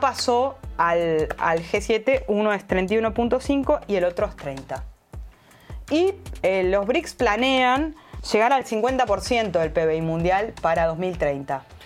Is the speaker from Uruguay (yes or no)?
yes; Uruguay; soy ciudadana uruguaya